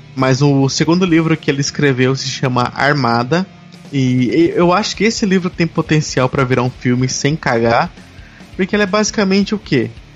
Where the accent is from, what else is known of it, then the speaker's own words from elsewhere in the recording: Brazil; eu sou um, também um game dev brasileiro